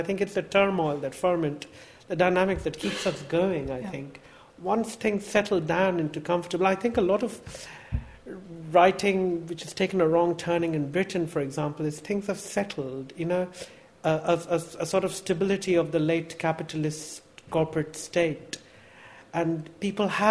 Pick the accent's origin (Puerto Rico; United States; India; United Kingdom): India; moved away; I was born in India, I grew up in India, I speak 1.5 Indian languages. One of them is my mother tongue. I can read, write, communicate in it. One day I will write in Bengali, I hope.